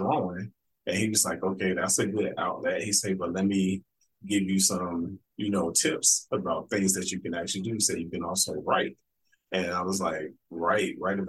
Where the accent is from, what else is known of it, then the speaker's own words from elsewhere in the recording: Chicago, Illinois, United States; being in Chicago growing up